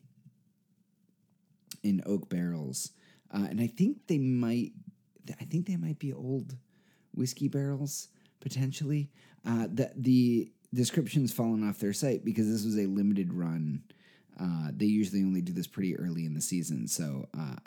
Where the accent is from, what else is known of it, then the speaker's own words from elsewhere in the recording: Dover, United States; Dover was my hometown